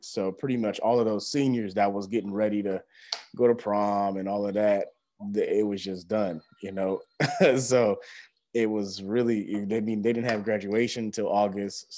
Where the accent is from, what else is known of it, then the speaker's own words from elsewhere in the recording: Houston, Texas, United States; moved away as an adult; also born or lived in Missouri; now in Springfield, United States; I came to Missouri originally from Houston, Texas, and, uh, migrated to Missouri to go to college